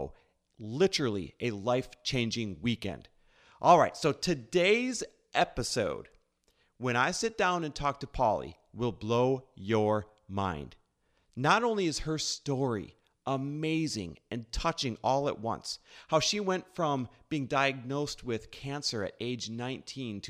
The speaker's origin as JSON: {"language": "English", "region": "Wisconsin", "country": "United States", "tie": "born or raised there", "said": "I grew up in the Midwest as well, Wisconsin"}